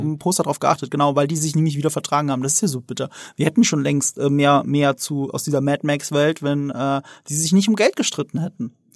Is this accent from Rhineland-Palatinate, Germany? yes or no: yes; the Ramstein area, Rhineland-Palatinate, Germany; Ich komme ja wirklich aus der Gegend Rammstein, wo, die, wo der US-Militärplatz ist